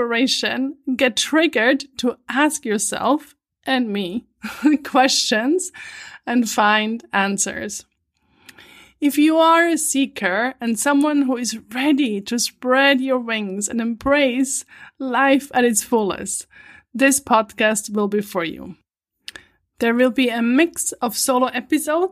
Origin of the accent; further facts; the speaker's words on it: Switzerland; moved away as an adult; also born or lived in New York City, United States / Vancouver, Canada; I was born and raised in Switzerland, in an old farmhouse at the edge of a forest